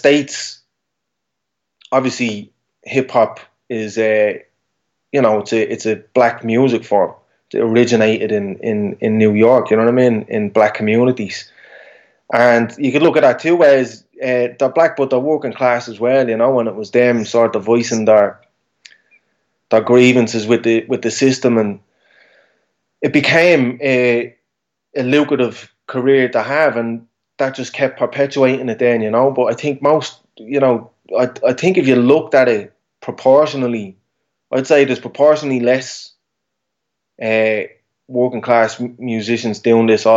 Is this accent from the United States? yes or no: no; Dublin, Leinster, Ireland